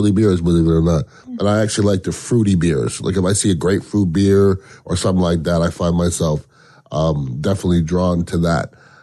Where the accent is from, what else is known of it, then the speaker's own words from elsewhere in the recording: Canada; now in Tampa Bay, United States; being Canadian